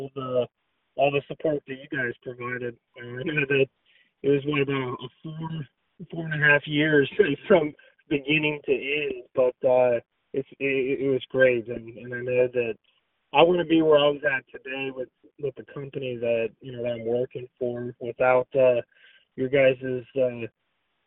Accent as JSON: {"language": "English", "region": "Northern Nevada", "country": "United States", "also_born_or_lived": "Pacific Northwest", "moved": "as an adult", "said": "we're both originally from Northern Nevada."}